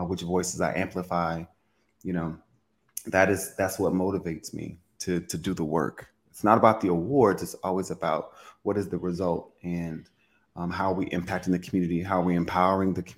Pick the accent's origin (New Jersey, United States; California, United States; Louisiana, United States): Louisiana, United States; Well, I'm from Louisiana. I'm from a very Southern conservative background